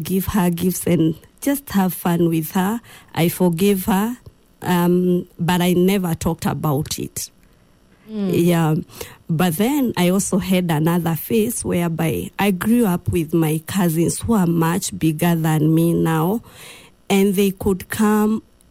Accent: Githunguri, Kiambu County, Kenya; also born or lived in Machakos, Kenya; that time we were living in Machakos. Mm. And then when I was in class 2, we came back to our home area, which is in Githunguri, Kiambu County.

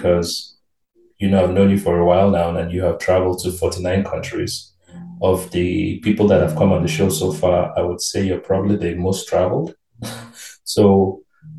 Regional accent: Nigeria; moved away; I'm originally from Nigeria

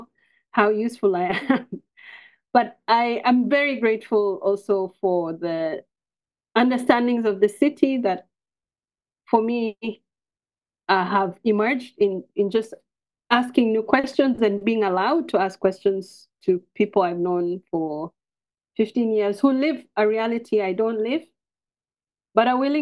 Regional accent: Nairobi, Kenya; growing up in Nairobi, growing up in South B

